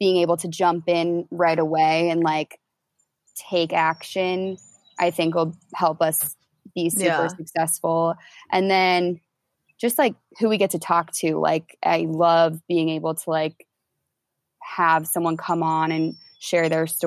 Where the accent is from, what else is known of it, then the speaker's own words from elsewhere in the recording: Indianapolis, Indiana, United States; moved away as an adult; move back to like my hometown in Indy